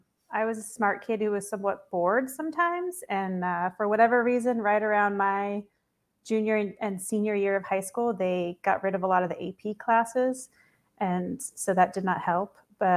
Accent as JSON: {"language": "English", "region": "Eastern Washington", "country": "United States", "tie": "born or raised there", "also_born_or_lived": "Florida", "moved": "as an adult", "lives_now": "New York, United States", "said": "I grew up in Washington State, but in Eastern Washington. People always think Seattle. Eastern Washington is more like Idaho, not at all like Seattle. Very conservative, sort of rural, farming a lot."}